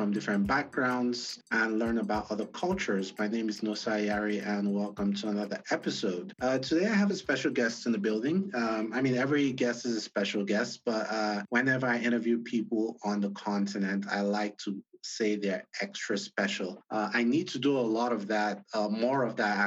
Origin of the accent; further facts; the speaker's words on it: Nigeria; I'm Nigerian, and you know, in northern Nigeria